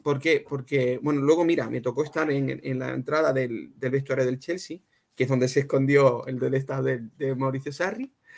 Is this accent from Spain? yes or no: yes; Cádiz, Andalusia, Spain; now in London, United Kingdom; donde yo soy, desde Cádiz